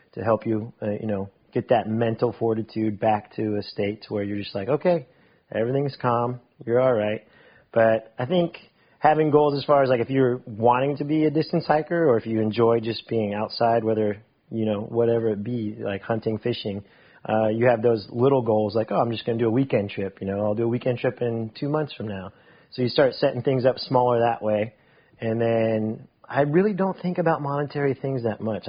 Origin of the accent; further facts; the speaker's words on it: Mount Dora, Florida, United States; also born or lived in Winter Park, Florida; I was one years old when my parents moved to Mount Dora. So I'm from Mount Dora. Mount Dora is home.